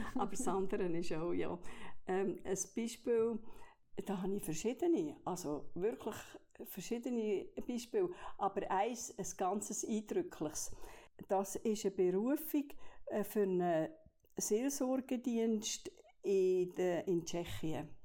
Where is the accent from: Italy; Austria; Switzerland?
Switzerland; Olten, Solothurn; moved away as an adult; also born or lived in French-speaking Switzerland / England / Bern / Basel; ich bin aufgewachsen in Olten